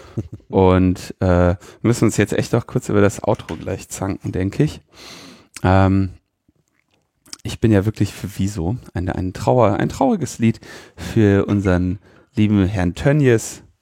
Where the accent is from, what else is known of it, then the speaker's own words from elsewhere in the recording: Germany; ich jetzt als äh, Deutscher